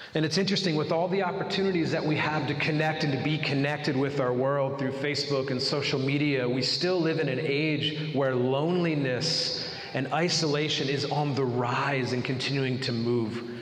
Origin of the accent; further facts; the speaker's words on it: United States; as Americans, we really wrestle with busyness